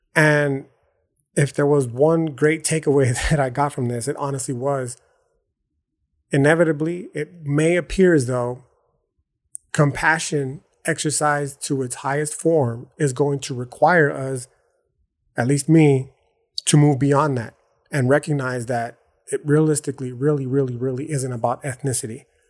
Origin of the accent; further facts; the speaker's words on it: El Paso, Texas, United States; I live in El Paso, Texas